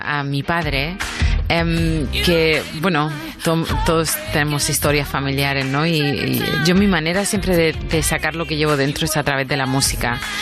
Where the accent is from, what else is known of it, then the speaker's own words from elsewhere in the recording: United States; moved away; also born or lived in England / southern Spain; yo me crié en Estados Unidos, luego he vivido en Inglaterra muchos años y soy española